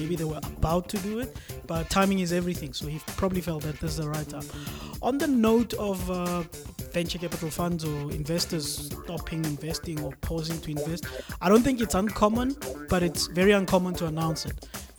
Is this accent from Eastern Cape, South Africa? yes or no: no; Bloemfontein, Free State, South Africa; born there; I was born in Bloemfontein. Don't knock my hometown.